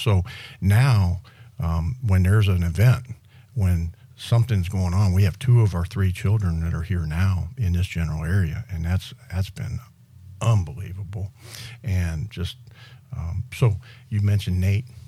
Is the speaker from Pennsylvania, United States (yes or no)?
yes; Western Pennsylvania, United States; moved away as an adult; now in Miramar Beach, United States; when I came out of high school in, from Western Pennsylvania